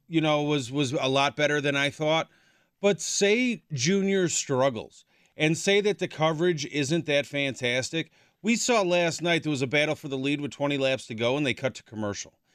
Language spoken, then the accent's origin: English; Chicago, Illinois, United States; moved away as an adult; I'm originally from Chicago